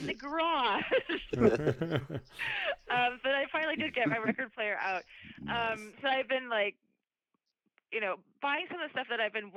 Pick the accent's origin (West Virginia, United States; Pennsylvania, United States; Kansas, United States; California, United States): California, United States; Berkeley; growing up in Berkeley